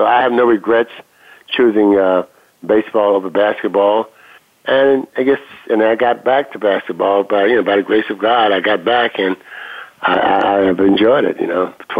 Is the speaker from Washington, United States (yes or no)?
no; West Virginia, United States; moved away; I'm originally from West Virginia. We played a lot of baseball in the coal mining areas and as a young kid.